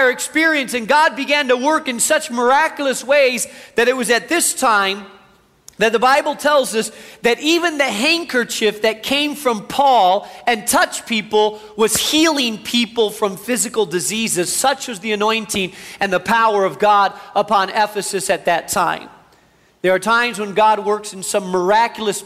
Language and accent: English; Spain; now in United States; I grew up in Spain, have a real heart for the Spanish community.